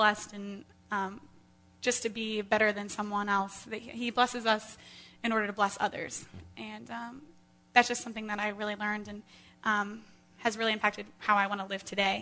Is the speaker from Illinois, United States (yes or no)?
no; Carmel, Indiana, United States